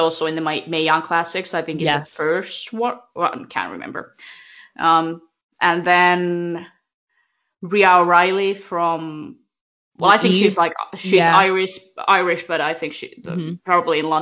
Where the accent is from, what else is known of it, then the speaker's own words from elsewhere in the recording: Finland; they're in my hometown